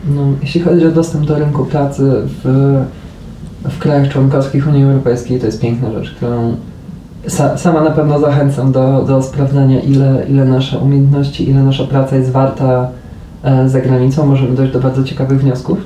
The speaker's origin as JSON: {"language": "Polish", "country": "Poland", "moved": "as an adult", "said": "ja już przyjechałem gdyby po, po 25 latach życia w Polsce"}